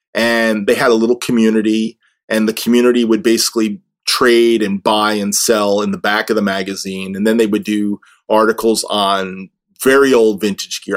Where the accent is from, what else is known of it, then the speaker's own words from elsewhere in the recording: New Jersey, United States; I grew up in Jersey